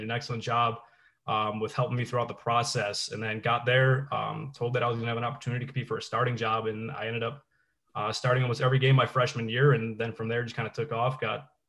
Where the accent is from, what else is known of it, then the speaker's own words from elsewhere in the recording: North Tonawanda, New York, United States; I'm from North Tonawanda, a graduate of North Tonawanda High School.